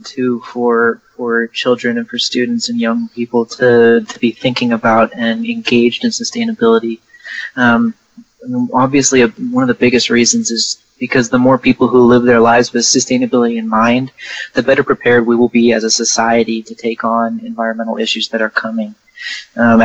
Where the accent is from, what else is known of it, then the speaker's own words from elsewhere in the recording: Portland, Oregon, United States; moved away as an adult; also born or lived in San Antonio, Texas; now in Houston, United States; I grew up in Portland, Oregon, and then I moved to San Antonio